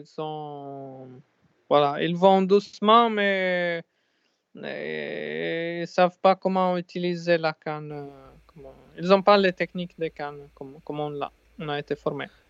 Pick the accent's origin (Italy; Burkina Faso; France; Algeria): Italy; Sardinia; moved away; Je me sentais chez moi en Sardaigne